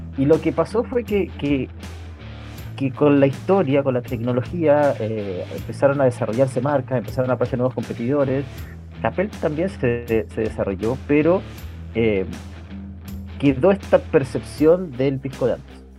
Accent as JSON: {"language": "Spanish", "town": "Coyhaique", "region": "Aysén", "country": "Chile", "tie": "born or raised there", "moved": "as an adult", "lives_now": "Santiago, Chile", "said": "yo crecí en Coyhaique, en el sur de Chile"}